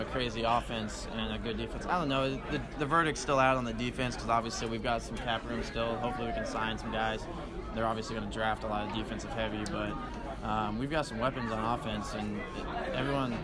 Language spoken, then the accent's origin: English; Kansas, United States; growing up in Kansas and growing up around KU and K State.